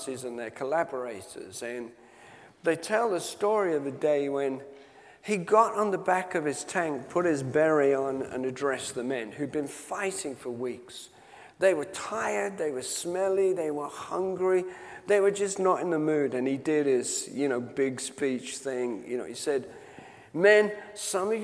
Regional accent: Knutsford, North West England, United Kingdom; my hometown of Knutsford in Cheshire

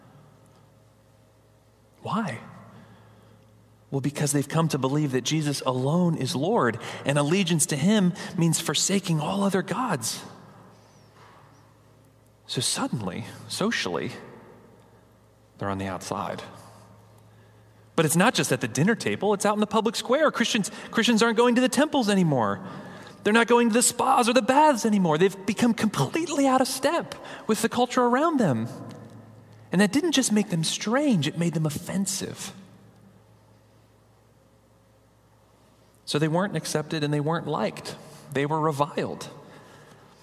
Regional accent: New England, United States; moved away; We're from New England.

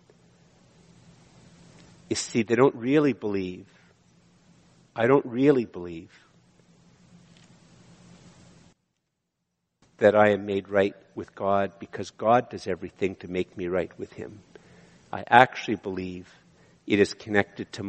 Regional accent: Canada; I'm a Canadian

